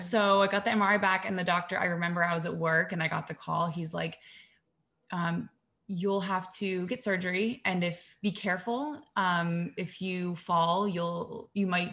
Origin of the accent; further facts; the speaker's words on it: Columbus, Ohio, United States; moved away as an adult; also born or lived in New York; I'm from Columbus, Ohio, but moved to New York right after college.